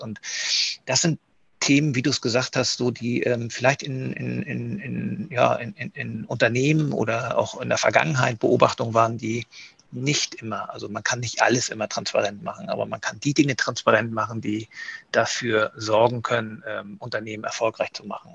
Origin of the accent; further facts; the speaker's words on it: Kiel, Schleswig-Holstein, Germany; moved away; mich als gebürtigen Kieler, auch wenn ich viele Jahre nicht in, Kieler, äh, in Kiel war ähm, und als Schleswig-Holsteiner